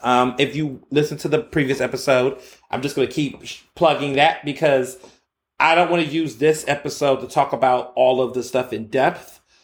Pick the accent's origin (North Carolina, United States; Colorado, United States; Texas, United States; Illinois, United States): Texas, United States; Houston; also born or lived in Chicago; now in Philadelphia, United States; I grew up in Houston